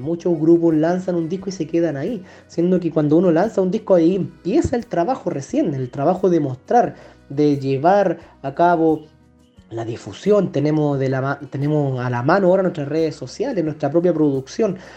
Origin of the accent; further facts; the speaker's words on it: San Fernando, O'Higgins, Chile; moved away as an adult; also born or lived in Valparaíso; salí de San Fernando, por ejemplo, de, mi querida Colchagua, me fui a estudiar a Valparaíso